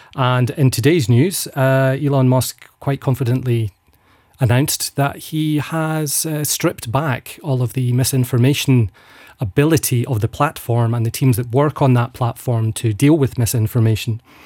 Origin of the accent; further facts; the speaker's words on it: Falkirk, Scotland, United Kingdom; now in Luxembourg; I'm from Falkirk in central Scotland.